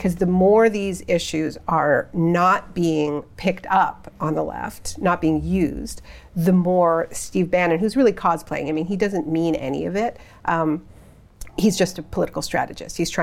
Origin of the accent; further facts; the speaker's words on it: Canada; I'm Canadian.